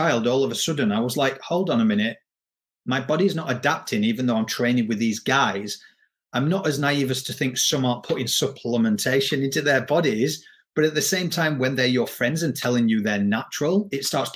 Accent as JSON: {"language": "English", "region": "Yorkshire and the Humber", "country": "United Kingdom", "moved": "yes", "lives_now": "Australia", "said": "I am from England, but I live in Australia"}